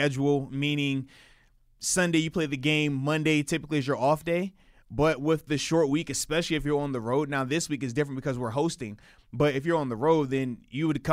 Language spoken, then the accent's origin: English; East Coast, United States; moved away; in my hometown, like, we're playing near D.C., Carolina, Philly, New York, like, any of those places, because a lot of my folks on the East Coast